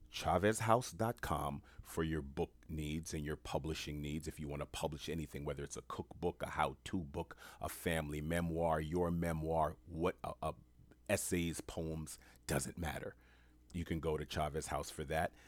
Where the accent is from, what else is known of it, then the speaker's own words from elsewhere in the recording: New York City, New York, United States; I'm born and raised in New York City